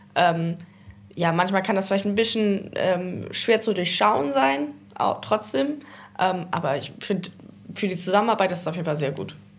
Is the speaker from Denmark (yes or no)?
yes; North Schleswig, Southern Denmark, Denmark; Ich sehe mich eher so als Nordschleswigerin und im Grenzland aufgewachsen